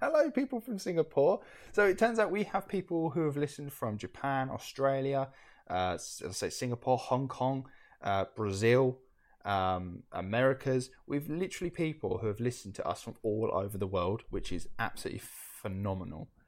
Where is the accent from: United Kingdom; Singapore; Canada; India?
United Kingdom; we're from the United Kingdom.